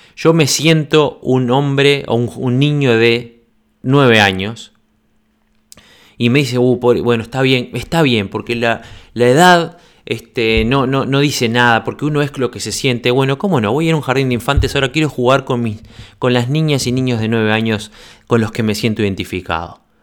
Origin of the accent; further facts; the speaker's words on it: Uruguay; moved away as an adult; also born or lived in Congo / Uganda / Norway; now in Sweden; casi seis años que me fui desde Uruguay